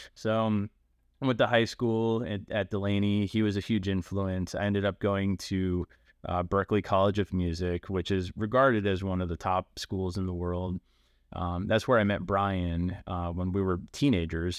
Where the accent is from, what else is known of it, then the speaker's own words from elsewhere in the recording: Baltimore, Maryland, United States; I I grew up in Baltimore, um, not like in the city, but like in the nice suburb part in Baltimore County